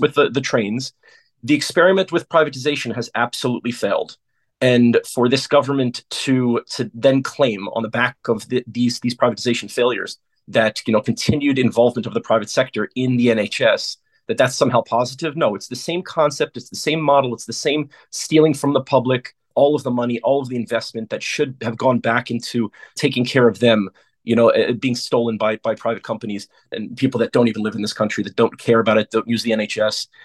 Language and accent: English; United States; moved away as an adult; now in London, United Kingdom; I come from the United States, the land of private healthcare